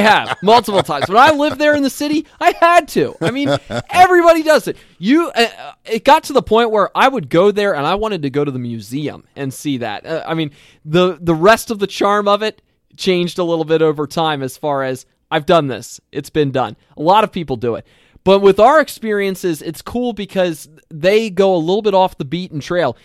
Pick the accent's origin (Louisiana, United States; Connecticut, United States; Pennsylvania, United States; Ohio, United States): Pennsylvania, United States; Lancaster County; now in Minnesota, United States; I am from Lancaster County, Pennsylvania, that area.